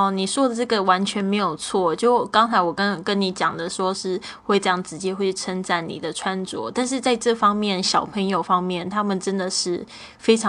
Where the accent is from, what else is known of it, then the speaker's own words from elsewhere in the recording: China; 可能因为我是中国的女生，我们都习惯这样子。